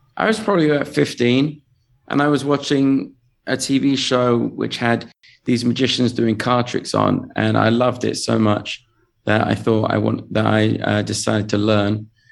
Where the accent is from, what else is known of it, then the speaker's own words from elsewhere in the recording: England, United Kingdom; accent: English; moved away as an adult; now in Las Vegas, United States; I come from England